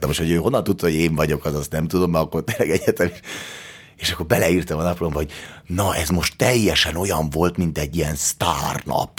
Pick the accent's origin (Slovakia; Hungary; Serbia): Hungary; mert hogy én magyar vagyok